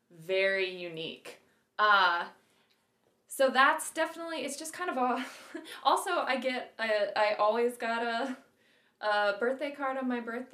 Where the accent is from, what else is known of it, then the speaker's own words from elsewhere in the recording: Iowa, United States; also born or lived in Columbia, South Carolina; now in Minnesota, United States; I love living in Minnesota. I love being Minnesotan. I'm originally from Iowa. Never felt a strong affinity for my home state, necessarily.